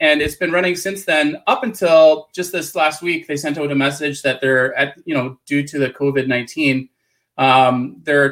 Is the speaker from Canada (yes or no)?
yes; Canada; accent: Canadian; So I'm in Canada. You'll probably notice I have a weird Canadian accent.